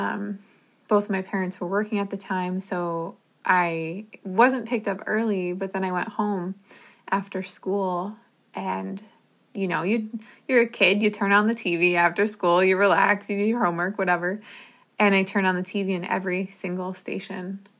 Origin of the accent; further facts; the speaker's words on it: New Jersey, United States; I grew up in New Jersey, and so New York City was like a 20-30 minute drive from where I grew up